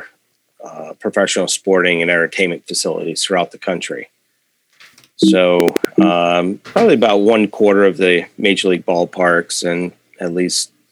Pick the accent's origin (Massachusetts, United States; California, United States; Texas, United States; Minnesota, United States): Massachusetts, United States; Belchertown; I'm a native from Belchertown. So grew up here